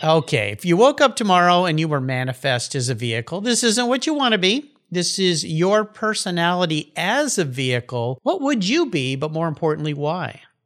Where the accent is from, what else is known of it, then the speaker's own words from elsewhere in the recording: Southern California, United States; moved away as an adult; I grew up in Southern California, where I spent all my youth on the beach surfing in the ocean